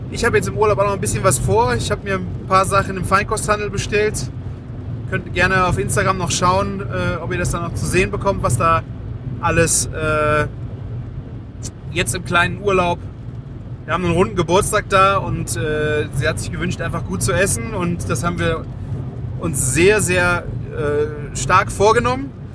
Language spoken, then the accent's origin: German; Rhineland, Germany; Bei uns im Rheinland feiert man Karneval.